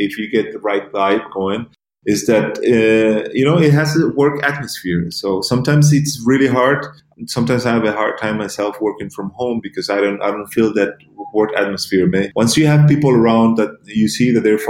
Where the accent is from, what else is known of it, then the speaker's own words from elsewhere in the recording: Gran Canaria, Canary Islands, Spain; moved away; also born or lived in United States / Germany; I was born and raised in Gran Canaria